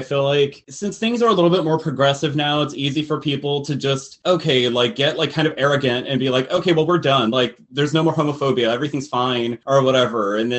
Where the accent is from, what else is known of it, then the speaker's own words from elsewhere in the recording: Texas, United States; in my hometown in Texas